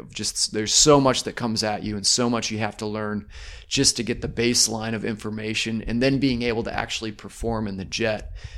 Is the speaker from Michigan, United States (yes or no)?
yes; northern Michigan, United States; also born or lived in Tulsa, Oklahoma / Alamosa, Colorado; I then continued my childhood up in, uh, northern Michigan.